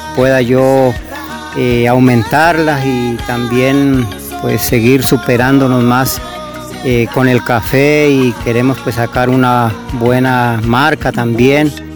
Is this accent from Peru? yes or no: no; Colombia; soy del corregimiento de Siberia, eh, Vereda Nueva Granada.